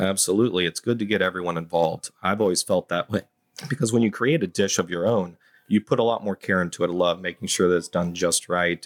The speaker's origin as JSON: {"language": "English", "town": "High Point", "region": "North Carolina", "country": "United States", "moved": "yes", "lives_now": "Savannah, United States", "said": "I'm from High Point, North Carolina"}